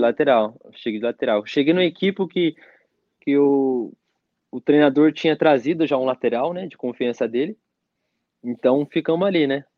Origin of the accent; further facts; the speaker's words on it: Mogi das Cruzes, São Paulo, Brazil; moved away as an adult; also born or lived in Curitiba / Portugal / Slovakia; now in Bulgaria; sou de Mogi das Cruzes